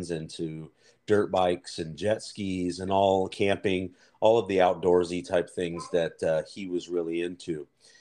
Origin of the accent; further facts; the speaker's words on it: Nampa, Idaho, United States; also born or lived in Anaheim, California; I did grow up in Idaho, Nampa to be exact